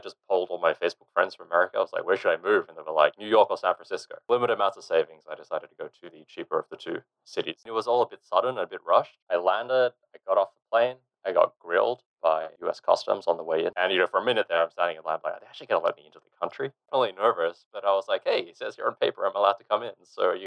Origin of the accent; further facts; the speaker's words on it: Sydney, New South Wales, Australia; I grew up in Sydney, Australia